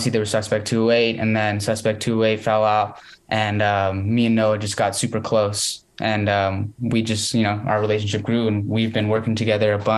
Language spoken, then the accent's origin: English; London, United Kingdom; I grew up in London.